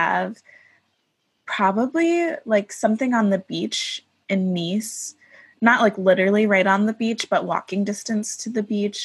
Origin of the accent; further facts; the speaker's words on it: Oak Park, Illinois, United States; I grew up in Oak Park, Illinois